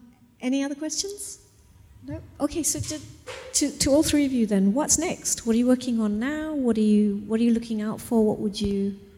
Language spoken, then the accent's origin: English; Malaysia; We're Malaysian.